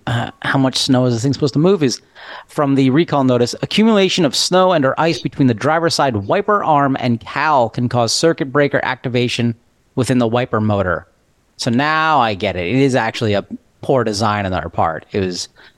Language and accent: English; Northeast, United States; I grew up in the Northeast